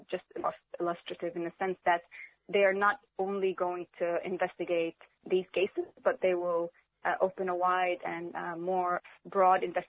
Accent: Palestine; now in Australia; as a Palestinian, as an Australian.

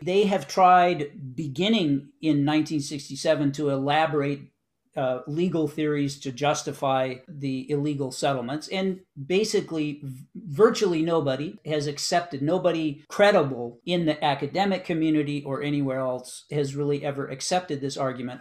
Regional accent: United States; I was born in the United States of a Palestinian father and an American mother

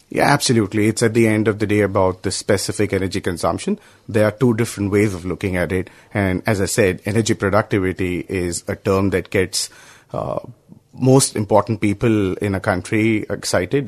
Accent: India; I'm from India

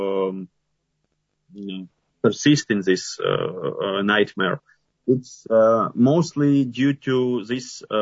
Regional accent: Transcarpathia, Zakarpattia Oblast, Ukraine; now in Kyiv, Ukraine; from Ukraine, originally from Transcarpathia. Now I'm in Kyiv

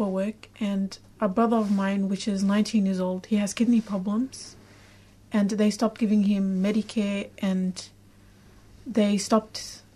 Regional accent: Iraq; now in Australia; I'm from Iraq

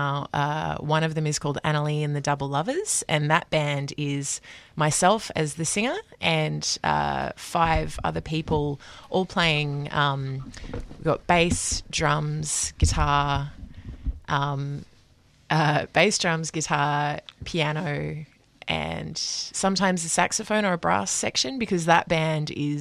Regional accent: Brisbane, Queensland, Australia; moved away as an adult; now in Melbourne, Australia; I grew up in Brisbane and I moved here 15 years ago.

